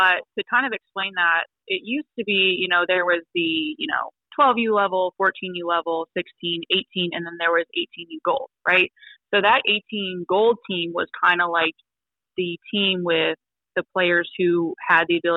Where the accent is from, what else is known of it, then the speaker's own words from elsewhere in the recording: Elk Grove, California, United States; moved away; I'm originally from Elk Grove, California in Northern Cal.